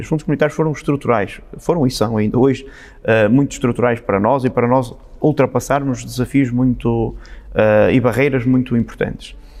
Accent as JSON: {"language": "Portuguese", "town": "Amarante", "region": "Norte", "country": "Portugal", "tie": "born or raised there", "moved": "yes", "said": "Amarante é uma terra onde há este sentido bairrista, nós gostamos de ser de Amarante"}